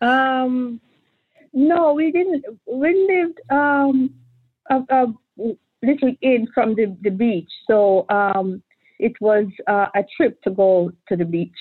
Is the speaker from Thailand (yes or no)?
no; Kingston, Jamaica; moved away as an adult; now in Miami, United States; I'm I'm Jamaican